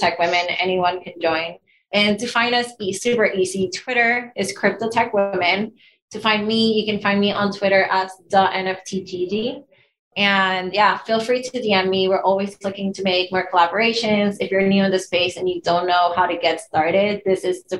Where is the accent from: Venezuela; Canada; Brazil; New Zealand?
Venezuela; moved away as an adult; now in Los Angeles, United States; I'm Latina, I'm from Venezuela